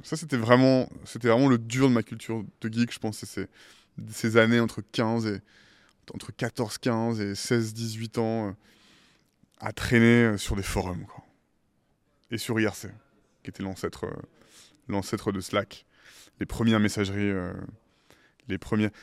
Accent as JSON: {"language": "French", "area": "Île de Ré", "region": "Nouvelle-Aquitaine", "country": "France", "tie": "born or raised there", "also_born_or_lived": "Paris / Caribbean / California, United States"}